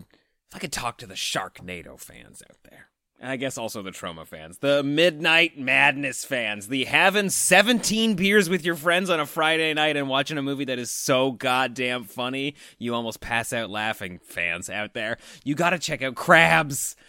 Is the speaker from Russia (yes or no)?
no; Canada; as Canadian horror fans